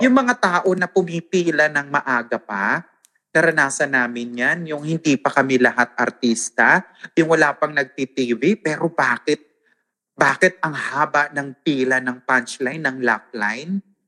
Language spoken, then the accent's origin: Tagalog; Northern Samar, Eastern Visayas, Philippines; accent: Waray; ang accent ko is waray. Because I'm from Northern Samar